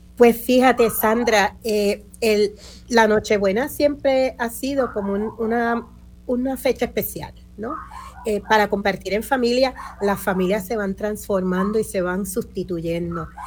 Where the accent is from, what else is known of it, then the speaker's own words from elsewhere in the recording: Puerto Rico; Aquí somos puertorriqueños y puertorriqueñas